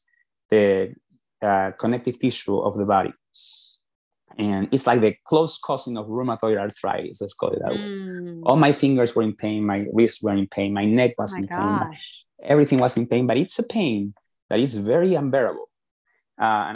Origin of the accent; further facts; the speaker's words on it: Lima, Peru; moved away as an adult; now in United States; I am originally from Peru, from Lima, Peru, and I came to the United States back in 2002 for the first time for business school